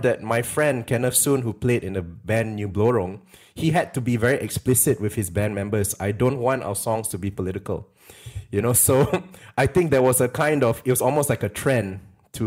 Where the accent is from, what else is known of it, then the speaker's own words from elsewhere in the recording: Penang, Malaysia; growing up in Penang